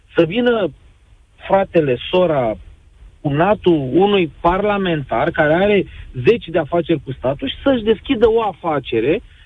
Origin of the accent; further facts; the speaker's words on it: Bacău, Bacău County, Romania; eu sunt din Bacău